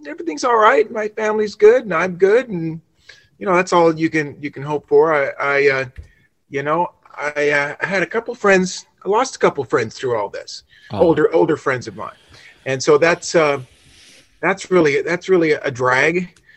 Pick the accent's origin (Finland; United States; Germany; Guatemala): United States; Los Angeles, California; also born or lived in Nashville; I'm from Los Angeles originally